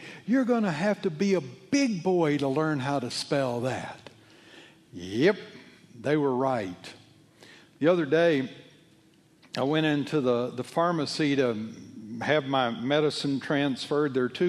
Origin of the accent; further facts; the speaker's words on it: Alabama, United States; Well, it comes from Switzerland. I come from Alabama.